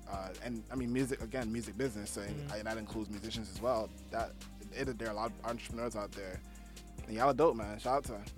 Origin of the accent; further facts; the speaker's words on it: New York City, New York, United States; I'm from Brooklyn. I just moved to the Bronx, actually, about a month ago.